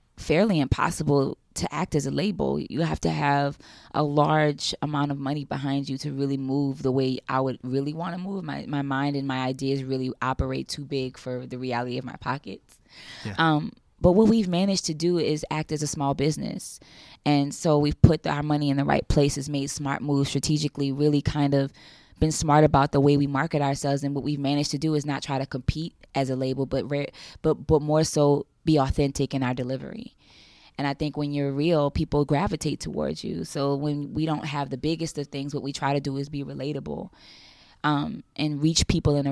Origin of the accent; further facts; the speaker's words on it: New Orleans, Louisiana, United States; moved away; I was from New Orleans, a black kid from